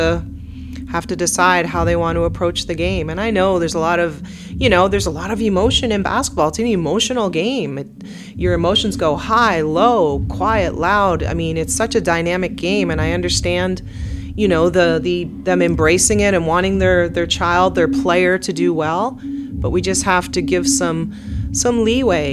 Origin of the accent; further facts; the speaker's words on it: Truro, Nova Scotia, Canada; moved away; my hometown of Truro